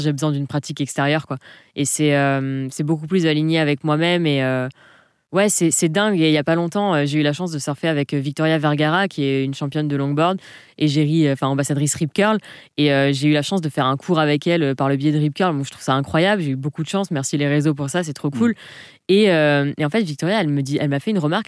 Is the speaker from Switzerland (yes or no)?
no; Provence-Alpes-Côte d'Azur, France; moved away as an adult; also born or lived in Southern Alps; je suis originaire de la Côte d'Azur, enfant de la Méditerranée. J'ai toute ma famille sur la Côte d'Azur